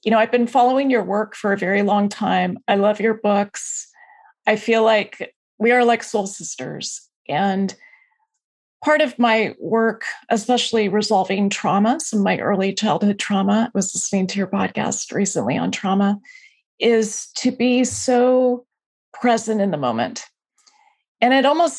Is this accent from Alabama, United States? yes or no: no; Alaska, United States; now in Bay Area, United States; I'm from Alaska